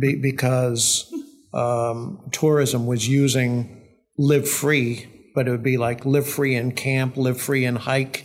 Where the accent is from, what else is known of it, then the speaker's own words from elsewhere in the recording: Milford, New Hampshire, United States; also born or lived in Needham, Massachusetts / Wilton; we moved to Milford when I was in third grade. lived in Wilton uh, uh, for a year or two prior to that.